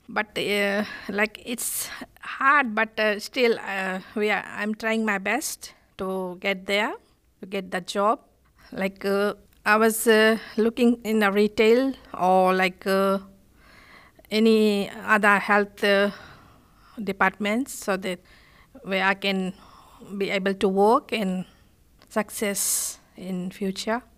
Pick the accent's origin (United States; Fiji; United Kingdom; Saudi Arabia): Fiji; accent: island English; English is a second language; moved away as an adult; now in Australia; I'm from Fiji